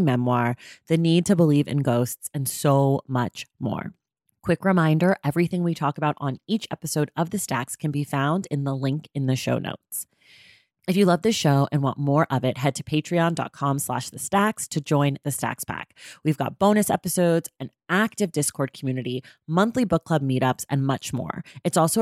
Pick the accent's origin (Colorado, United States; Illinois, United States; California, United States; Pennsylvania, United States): California, United States; Oakland; I'm from the Bay Area, so it makes me happy that you're there. I'm from Oakland